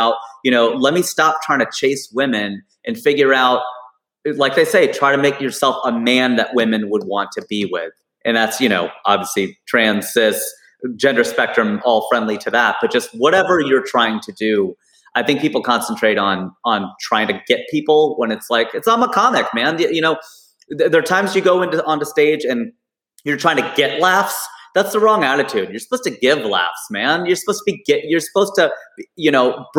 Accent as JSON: {"language": "English", "town": "Cincinnati", "region": "Ohio", "country": "United States", "tie": "born or raised there", "moved": "yes", "lives_now": "Burbank, United States", "said": "my hometown of Cincinnati"}